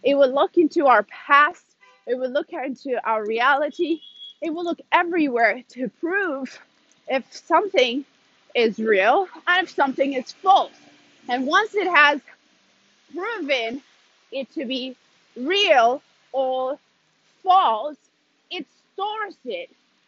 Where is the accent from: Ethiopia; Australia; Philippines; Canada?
Ethiopia; also born or lived in Sweden; now in Italy; like I said in the beginning. I'm originally from Ethiopia, but currently I live in Italy, and I have moved around a lot. I've lived a little bit in, like, around Europe, a few years in Sweden.